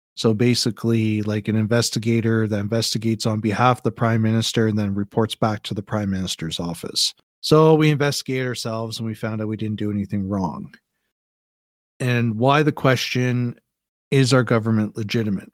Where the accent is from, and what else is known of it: Canada